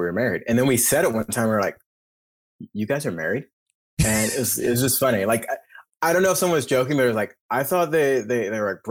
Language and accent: English; Alabama, United States; moved away as an adult; also born or lived in Pulaski, Tennessee / Tulsa, Oklahoma / Spain; now in Oklahoma, United States; I grew up in Alabama